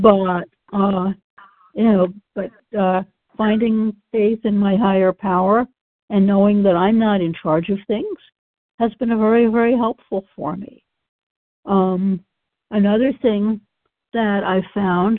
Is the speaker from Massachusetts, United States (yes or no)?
yes; Massachusetts, United States; I grew up in Massachusetts, which is, of course, in the Northeast